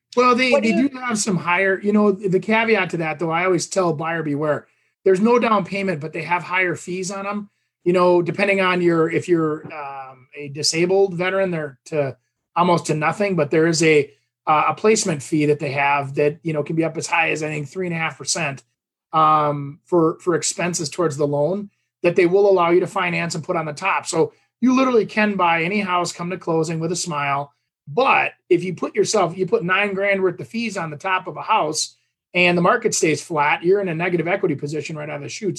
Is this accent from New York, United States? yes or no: no; Champlin, Minnesota, United States; my hometown here, Champlin